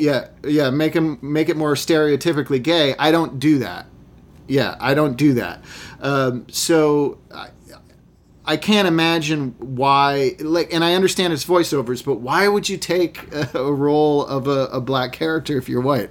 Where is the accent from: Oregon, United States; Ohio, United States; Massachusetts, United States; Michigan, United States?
Massachusetts, United States; I grew up in Massachusetts in a small, wealthy, almost entirely white town